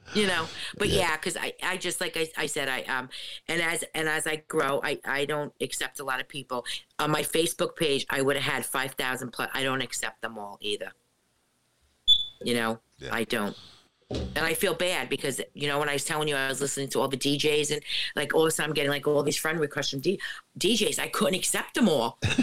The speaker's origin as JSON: {"language": "English", "town": "Jersey City", "region": "New Jersey", "country": "United States", "tie": "born or raised there", "moved": "yes", "lives_now": "Ocean County, United States", "said": "I grew up in Jersey City, and now I'm down in Ocean County."}